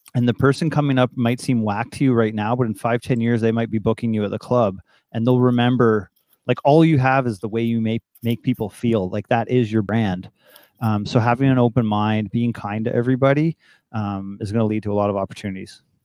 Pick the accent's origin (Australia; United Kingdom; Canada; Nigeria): Canada; Toronto, Ontario; also born or lived in Ottawa; born in Toronto in seventy-five and grew up all around Toronto